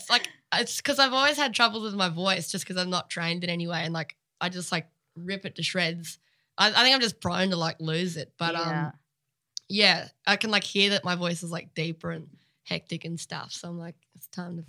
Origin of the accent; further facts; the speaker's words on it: area near Lennox Head, New South Wales, Australia; also born or lived in Laverton / St. Kilda; now in Melbourne, Australia; I grew up, like, I met Bryce when I was, like, 13 or 14, again, like, up home, because he's from Lennox Head, which is, like, a similar area, like, super coastal vibes